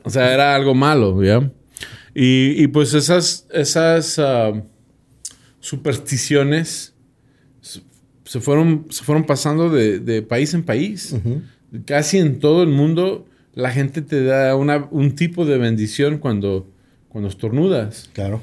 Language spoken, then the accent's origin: Spanish; United States; soy gringo